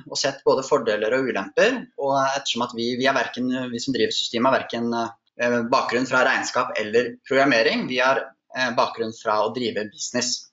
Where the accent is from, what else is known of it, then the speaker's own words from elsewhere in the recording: Oslo, Norway; Jeg er 29 eh, år fra Oslo